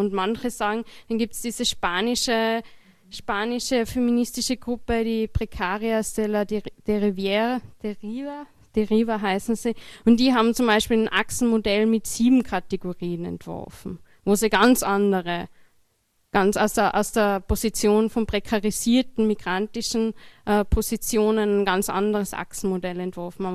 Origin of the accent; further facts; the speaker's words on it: Austria; ich sozusagen Mehrheitsösterreicher bin, Österreicherin bin